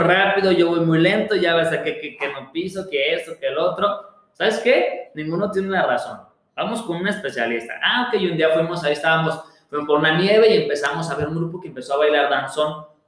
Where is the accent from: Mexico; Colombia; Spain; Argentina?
Mexico; somos mexicanos